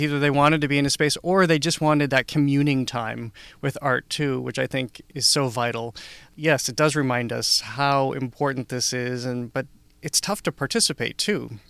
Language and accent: English; Upton, Massachusetts, United States; I grew up in Upton, Massachusetts